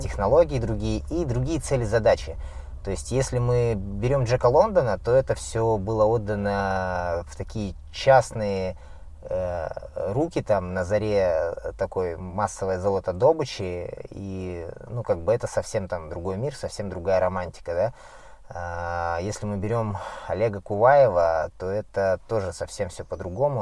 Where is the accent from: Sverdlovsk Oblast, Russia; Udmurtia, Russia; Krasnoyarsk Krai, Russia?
Krasnoyarsk Krai, Russia; Siberia; я родом сам с Красноярского края, Сибири, и жил в деревне